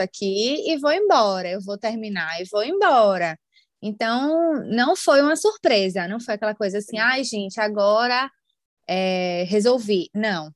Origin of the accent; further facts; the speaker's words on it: Salvador, Bahia, Brazil; moved away as an adult; now in Ireland; eu sou de Salvador